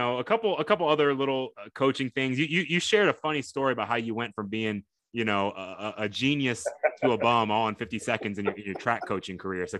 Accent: Tokyo, Japan; born there; moved away; I was born in Tokyo, Japan. So wow. I'm half Japanese. My mom's Japanese.

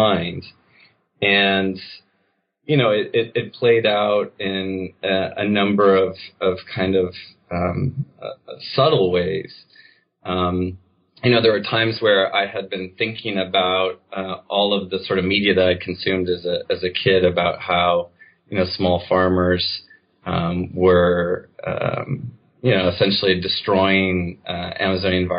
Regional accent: United States; growing up in the United States

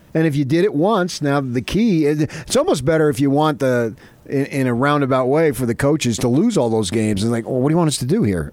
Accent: New York area, United States; moved away; I grew up in the North, New York area with all sorts of pro teams

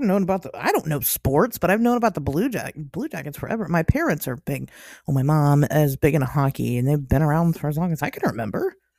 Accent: Ohio, United States; moved away; as an Ohioan

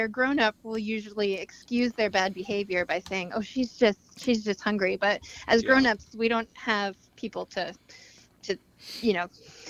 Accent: Montana, United States; also born or lived in Seattle; now in New York City, United States; I grew up in Montana, Seattle. Now we live in New York City, two little girls

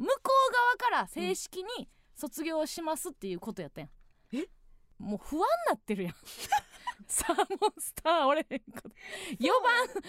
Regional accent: Osaka, Japan; 地元大阪関西での知名度を上げるべく

